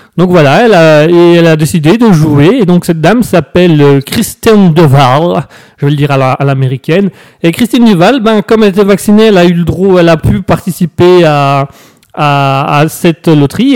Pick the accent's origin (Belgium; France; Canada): Belgium; en tant que Belge